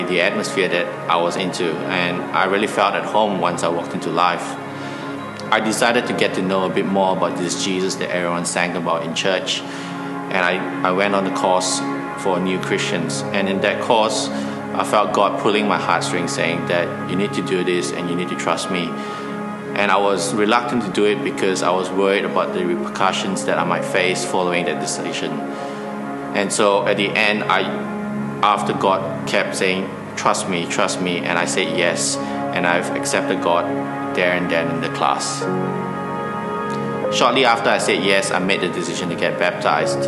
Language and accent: English; Malaysia; I was born and raised in Malaysia